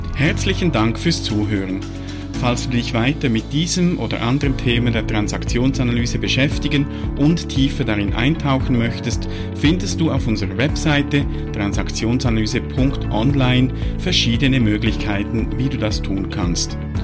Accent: Switzerland; also born or lived in Biel; als Schweizer oder Teil der, der Schweizer Kultur

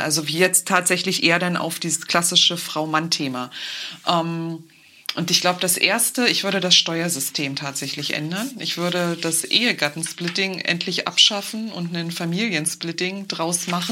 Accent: Brandenburg, Germany; hier bei uns in Brandenburg

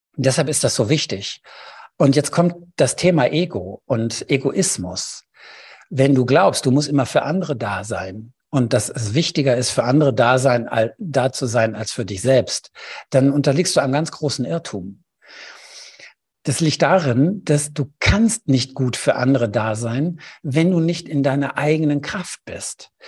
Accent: Germany; bei uns in Deutschland

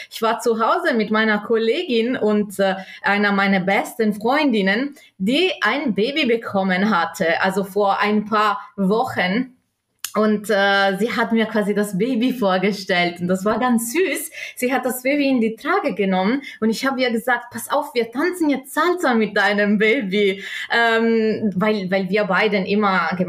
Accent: South Tyrol, Trentino-Alto Adige, Italy; moved away as an adult; now in Germany; Ich bin gebürtige Italienerin aus Südtirol ähm, wohne in Deutschland seit ungefähr zehn Jahren

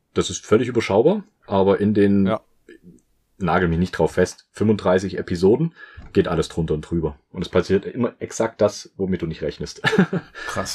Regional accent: Saxony, Germany; moved away; also born or lived in southern Germany; ich komme aus dem Süden oder wohne jetzt im Süden, sagt man so. Bin eigentlich auch eher aus Sachsen

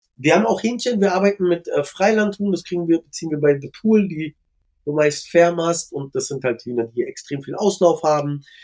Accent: Berlin, Germany; Ich bin ja selber gebürtiger Schöneberger

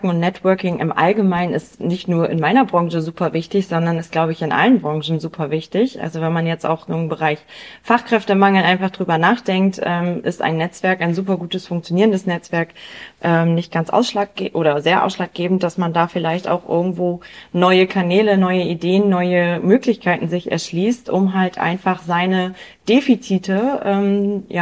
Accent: Bremen, Germany; Ich komme ähm, aus Bremen

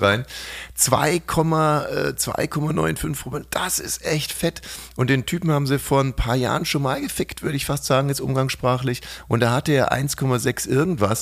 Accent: Ammersee, Bavaria, Germany; in meiner Heimat war, am Ammersee

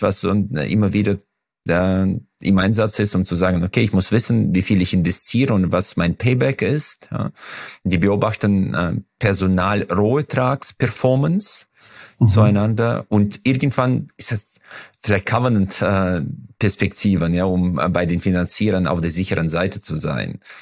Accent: Uzbekistan; now in Germany; Ich komme ja aus Usbekistan

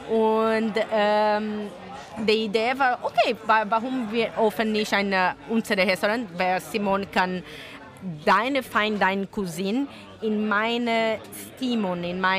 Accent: Brazil; German is a second language; moved away; also born or lived in Italy; So, ich komme aus Brasilien, aber meine Mutter und Vater sind Italienerin.

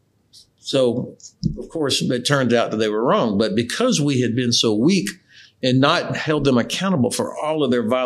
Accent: Florida, United States; moved away as an adult; also born or lived in Germany; I'm originally from Florida

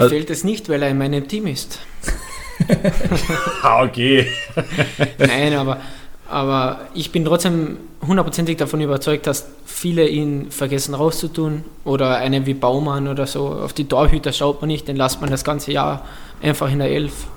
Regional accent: Austria; ich komme aus Österreich

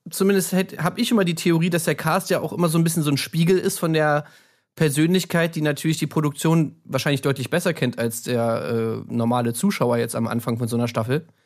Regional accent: Stuttgart, Baden-Württemberg, Germany; ich komme aus Stuttgart, ähm, ich bin Vertriebler und studiere nebenbei äh

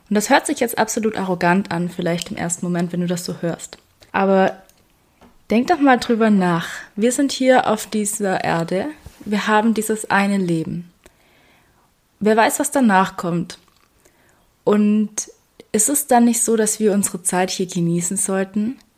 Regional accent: Baden-Württemberg, Germany; ich glaube, ich habe es schon mal erwähnt und man hört es auch, ich bin ein Schwabe.

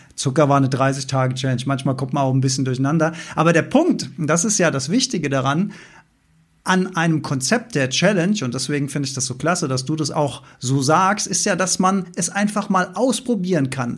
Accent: Germany; ich bin ja als, als Deutscher mit dem Mindset aufgewachsen, dass Deutschland ein sehr grünes Land ist

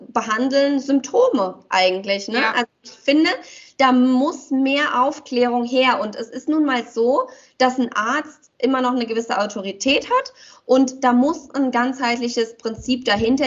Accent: Romania; moved away; wir kommen ja aus Rumänien

